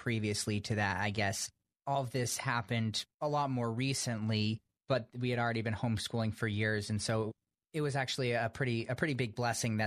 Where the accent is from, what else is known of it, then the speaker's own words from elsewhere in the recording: Vermont, United States; I grew up in Vermont, a fairly big family